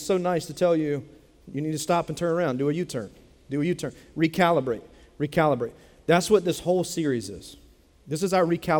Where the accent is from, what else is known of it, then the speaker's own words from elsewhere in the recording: Dillon, South Carolina, United States; Bennettsville is 30 minutes from where I grew up in Dillon